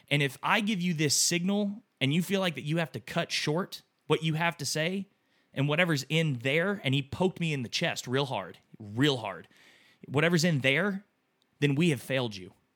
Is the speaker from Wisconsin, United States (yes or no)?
no; Texas, United States; growing up in Texas, you were obviously raised to think differently of people